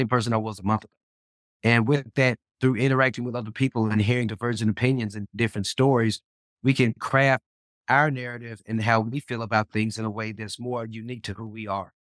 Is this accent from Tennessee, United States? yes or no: yes; Memphis, Tennessee, United States; now in Dallas, United States; my hometown of Memphis and, and, and, and adopted home of Dallas